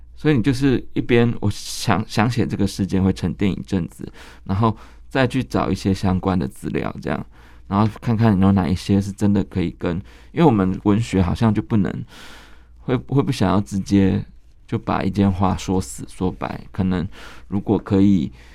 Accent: Kaohsiung, Taiwan; 我们高雄人就会记得那个奇经海，海水浴场有一段时间是关闭的

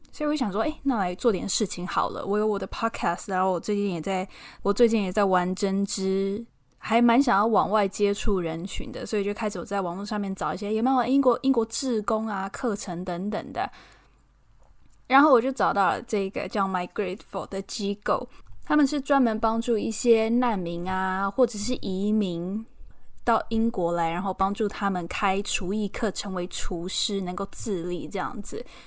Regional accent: Taiwan; moved away as an adult; now in London, United Kingdom; 我来自台湾

